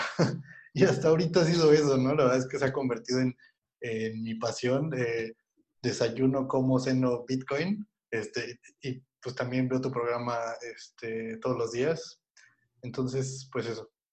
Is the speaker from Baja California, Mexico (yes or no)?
no; State of Mexico, Mexico; yo soy del Estado de México